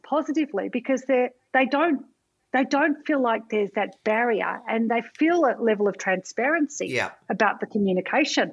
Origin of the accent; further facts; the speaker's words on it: Melbourne and Camperdown, Victoria, Australia; I grew up in between Melbourne and Camperdown